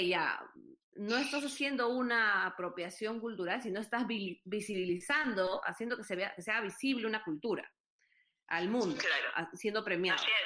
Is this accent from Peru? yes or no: yes; Lima, Peru; now in Texas, United States; Yo soy de Lima, mi papá es de Lima, su familia es de Italia